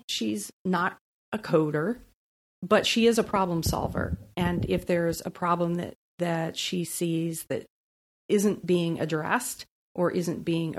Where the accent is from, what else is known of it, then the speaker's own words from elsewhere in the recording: East Coast, United States; So I'm a Navy brat. Well, I like to say I'm just a brat. But I've moved 36 times.